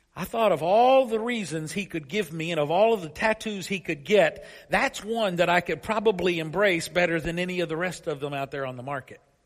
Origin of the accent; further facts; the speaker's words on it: Paris, Kentucky, United States; my hometown of Paris, Kentucky